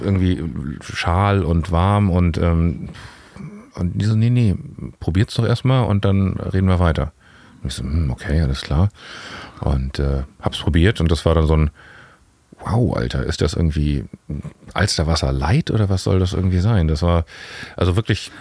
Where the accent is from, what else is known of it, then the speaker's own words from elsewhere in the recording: Hamburg, Germany; also born or lived in Berlin; Wir sind ja im Süden aufgewachsen